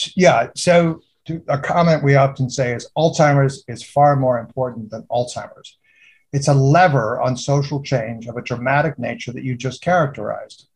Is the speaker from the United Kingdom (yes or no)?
yes; United Kingdom; moved away; I'm British. I was born in the UK